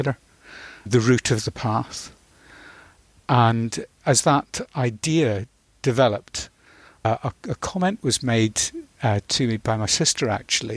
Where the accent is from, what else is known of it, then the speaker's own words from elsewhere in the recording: Northern Ireland, United Kingdom; moved away as an adult; also born or lived in Scotland; the Mourne Mountains in Northern Ireland, where I grew up. Although I was born in Scotland, we moved to Northern Ireland in 1964.